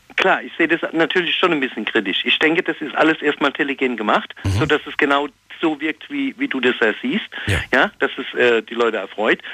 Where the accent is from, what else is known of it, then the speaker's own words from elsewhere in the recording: Ludwigshafen, Rhineland-Palatinate, Germany; Aus Ludwigshafen